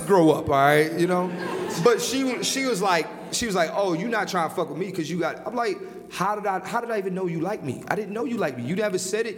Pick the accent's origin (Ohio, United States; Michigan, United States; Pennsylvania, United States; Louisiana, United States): Pennsylvania, United States; Philadelphia; I'm from Philly